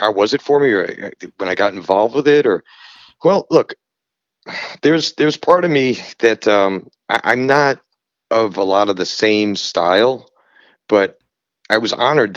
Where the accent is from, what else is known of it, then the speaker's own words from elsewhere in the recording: New York City, New York, United States; moved away as an adult; also born or lived in Brooklyn, New York / Long Island, New York; now in South Carolina, United States; I'm from Jackson Heights, Queens